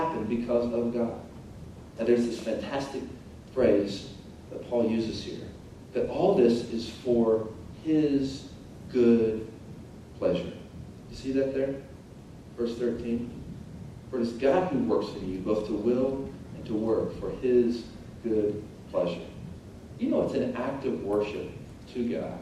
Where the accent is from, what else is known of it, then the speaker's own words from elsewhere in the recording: Tulsa, Oklahoma, United States; I grew up in Tulsa, Oklahoma